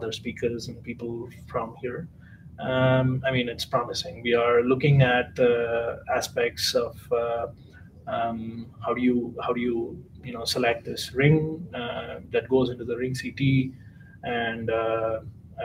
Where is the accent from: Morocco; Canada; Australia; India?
India; moved away as an adult; now in Germany; I'm from India originally. I'm doing my PhD in Germany